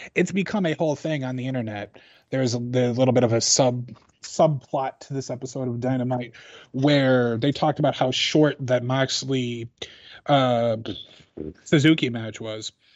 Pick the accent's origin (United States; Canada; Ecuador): United States; Chicago, Illinois; I'm from Chicago, but I've spent time in Southern Illinois